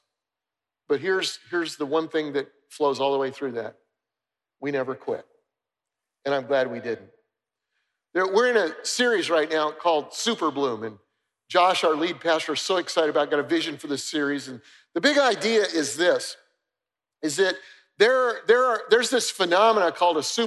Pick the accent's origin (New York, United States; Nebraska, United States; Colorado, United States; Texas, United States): Colorado, United States; Denver; moved away; I grew up in Denver, Colorado, and my mother loved to garden